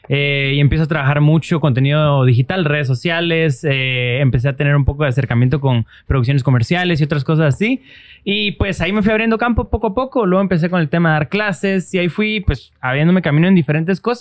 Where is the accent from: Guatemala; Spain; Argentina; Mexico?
Guatemala; Soy, bueno, soy un filmmaker guatemalteco.